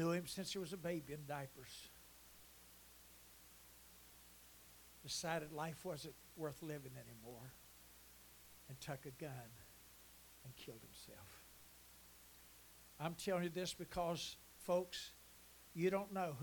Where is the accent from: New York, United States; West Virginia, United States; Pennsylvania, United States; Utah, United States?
West Virginia, United States; Huntington; I was raised in Huntington